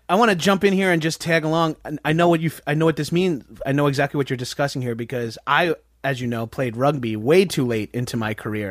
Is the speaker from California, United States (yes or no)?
no; Boston, Massachusetts, United States; I'm from Boston